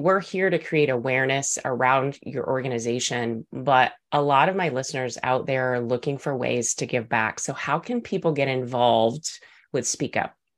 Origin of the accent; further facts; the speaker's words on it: Texas, United States; accent: Texas; my Texas accent